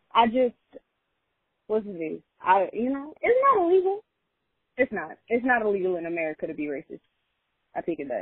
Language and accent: English; New York City, New York, United States; as a New Yorker